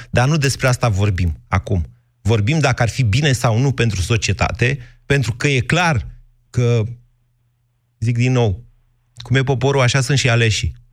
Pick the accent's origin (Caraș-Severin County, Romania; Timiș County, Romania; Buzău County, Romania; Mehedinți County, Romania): Mehedinți County, Romania; Drobeta-Turnu Severin; eu cam sunt venit de la Severin în jos, pe Dunăre.